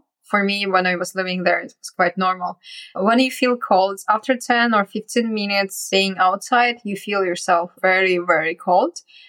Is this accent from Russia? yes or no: yes; Yakutsk, Sakha Republic, Russia; moved away; also born or lived in China; So I was born and grew up in Yakutia, which is in the far east of Russia. And it's the coldest town on earth.